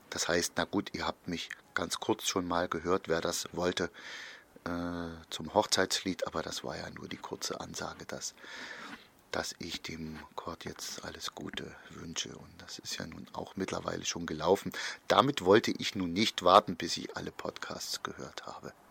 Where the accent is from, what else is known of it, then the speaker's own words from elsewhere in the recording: East Germany, Germany; bei uns in der DDR in den 50ern, 60ern wurden da viele Fehler gemacht